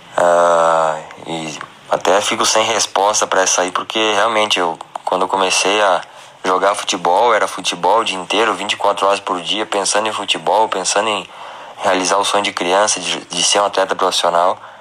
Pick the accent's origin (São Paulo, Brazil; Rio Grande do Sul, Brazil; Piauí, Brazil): Rio Grande do Sul, Brazil; Vacaria; also born or lived in Caxias do Sul; sou natural de Vacaria, Rio Grande do Sul